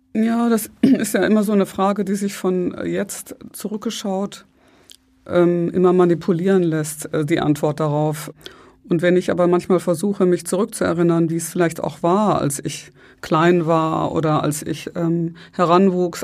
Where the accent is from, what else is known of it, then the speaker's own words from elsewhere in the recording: Ruhr area, North Rhine-Westphalia, Germany; also born or lived in Breisgau / Berlin; ich bin im Ruhrgebiet aufgewachsen, mehr oder weniger seitdem ich fünf war